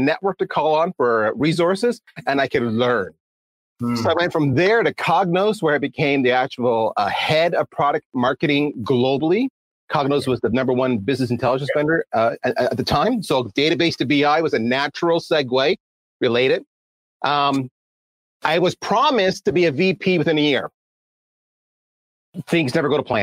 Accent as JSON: {"language": "English", "country": "Canada", "said": "I am Canadian"}